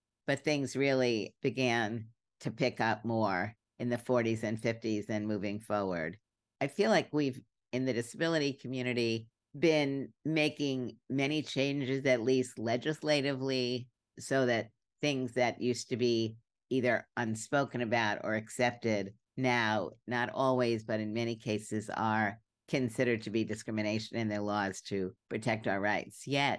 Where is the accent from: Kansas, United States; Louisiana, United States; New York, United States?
New York, United States; Brooklyn; also born or lived in Berkeley; now in Washington, D.C., United States; I grew up in Brooklyn, and then I lived in Berkeley for about 18 years. And now I'm in Washington, D.C., and I'm very comfortable on the East Coast.